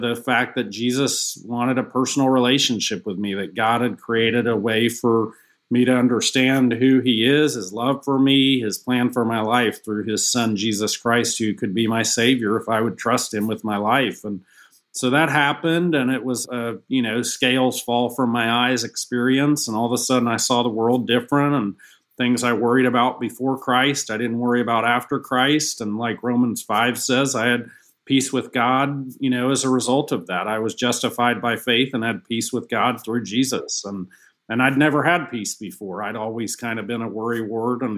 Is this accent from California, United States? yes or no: no; Atlanta, Georgia, United States; Kind of got to retire with my hometown Falcons.